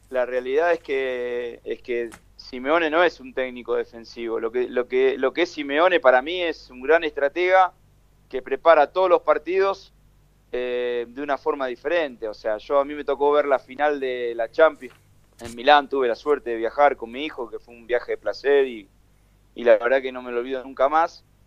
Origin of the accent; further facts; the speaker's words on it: Argentina; nosotros como argentinos